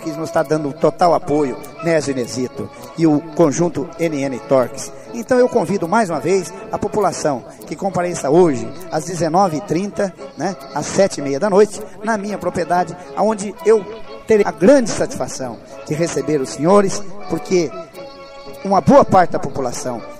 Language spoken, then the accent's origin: Portuguese; Palmital, Brazil; born there; o meu povo da Água Nova, água onde eu nasci, onde eu tenho uma propriedade que a maioria do povo palmitalense já o conhece